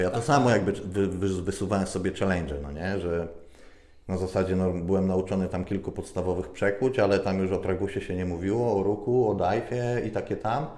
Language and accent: Polish; Lower Silesian Voivodeship, Poland; moved away as an adult; ja pochodzę z małej wsi, z Dolnego Śląska